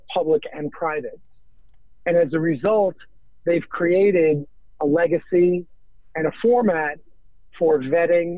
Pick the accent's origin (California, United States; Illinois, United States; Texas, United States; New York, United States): New York, United States; I'm born and raised in New York.